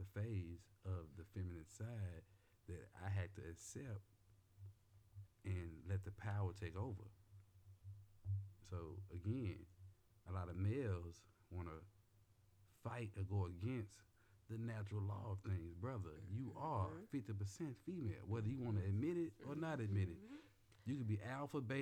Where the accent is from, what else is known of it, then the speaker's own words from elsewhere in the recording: Memphis, Tennessee, United States; I'm from Memphis, Tennessee